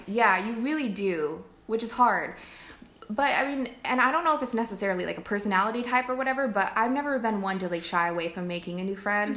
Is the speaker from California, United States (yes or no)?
yes; California, United States; also born or lived in Virginia; I moved back to California